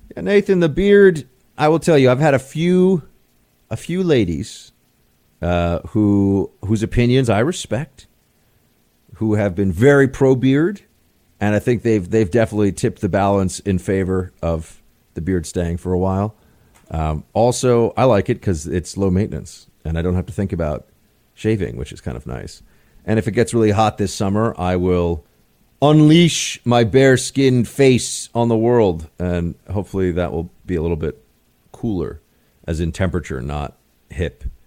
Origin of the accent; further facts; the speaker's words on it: New York, United States; I am a New Yorker